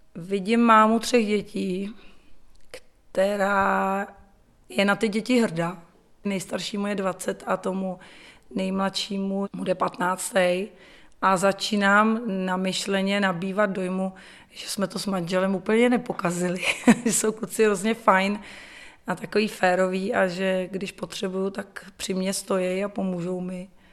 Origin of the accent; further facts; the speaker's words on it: Czechia; also born or lived in England; vrátila jsem se domů jako sebevědomá Češka